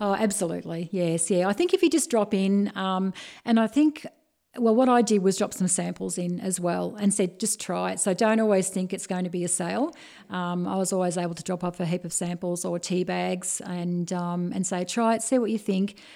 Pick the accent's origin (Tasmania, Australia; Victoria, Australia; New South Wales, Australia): Victoria, Australia; Bendigo; being born and bred Bendigo, it's, um, my history of growing up in Hargrave Street